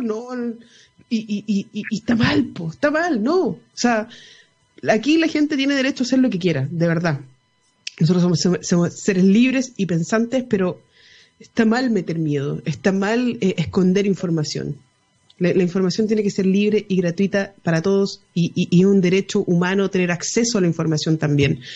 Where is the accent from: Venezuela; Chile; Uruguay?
Chile; como chilenos